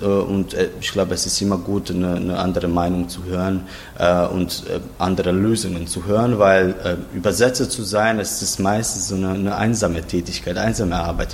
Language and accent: German; Zagreb, City of Zagreb, Croatia; ich komme aus Zagreb